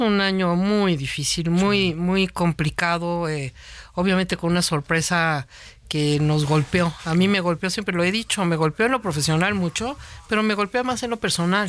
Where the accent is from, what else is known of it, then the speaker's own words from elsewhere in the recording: Mexico City, Mexico; moved away as an adult; now in Guadalajara, Mexico; yo no soy de Guadalajara, yo soy de la Ciudad de México